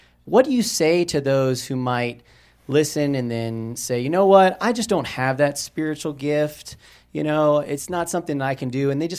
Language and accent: English; Tampa, Florida, United States; now in Falcon, United States; I'm originally from Tampa, Florida, but I live in Falcon, Colorado now.